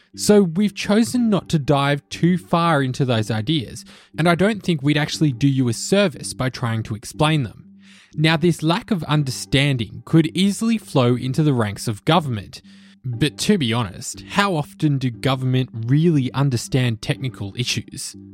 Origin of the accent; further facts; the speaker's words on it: Australia; In Australia, where I'm from